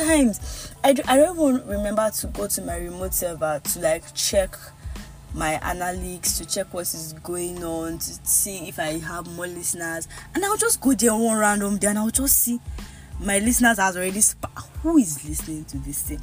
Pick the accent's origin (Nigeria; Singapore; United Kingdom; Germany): Nigeria; accent: Yoruba; my Yoruba accent comes out